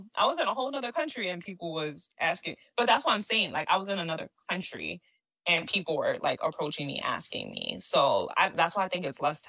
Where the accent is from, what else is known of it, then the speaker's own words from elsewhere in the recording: New York, United States; And so that's why I'm like, I don't know if this is just because I'm a New Yorker.